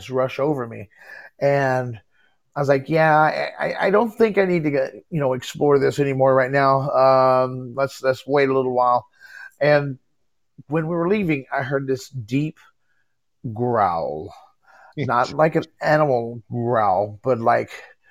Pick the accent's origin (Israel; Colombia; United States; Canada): United States; Texas; also born or lived in Galveston, Texas; now in Illinois, United States; I'm originally from Texas, but I live in Illinois now.